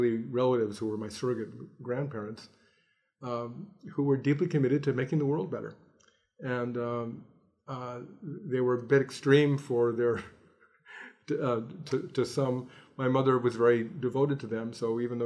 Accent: Los Angeles, California, United States; I grew up in Los Angeles

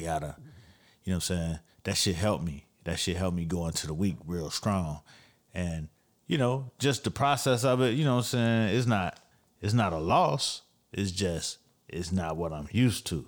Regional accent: Miami, Florida, United States; I'm from Miami

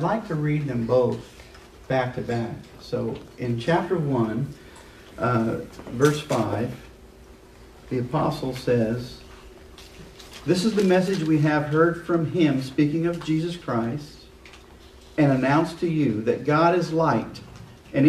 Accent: Liberty, Missouri, United States; moved away as an adult; I'm from Liberty. I spent the first 18 years of my life there and moved here in 81

